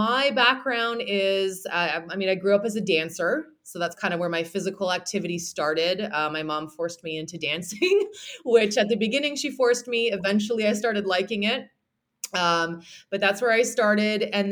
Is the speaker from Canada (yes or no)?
yes; Toronto, Ontario, Canada; accent: Canadian; I do mostly online nutrition coaching, as well as online training, and then also in-person training in Toronto, because I am from Toronto, Canada